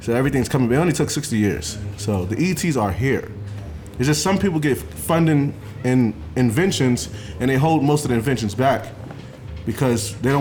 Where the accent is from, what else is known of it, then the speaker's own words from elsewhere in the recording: New York City, New York, United States; I was born in Brooklyn, 1989